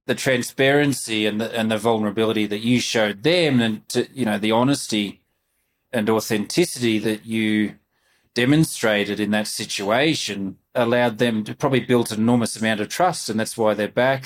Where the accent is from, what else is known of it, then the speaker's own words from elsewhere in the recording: Melbourne, Victoria, Australia; moved away as an adult; now in Reno, United States; growing up in Melbourne